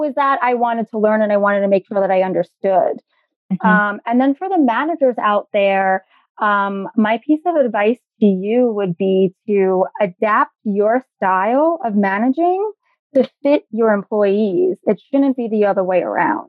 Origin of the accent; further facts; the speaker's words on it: New York City, New York, United States; I am a native New Yorker, born and raised in the Bronx, still living here